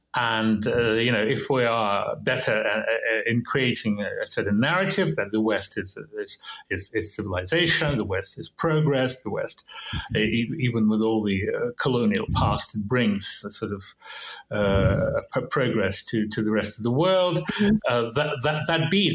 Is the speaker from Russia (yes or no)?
yes; Russia; growing up in Russia in the 20th century, uh, in Soviet Union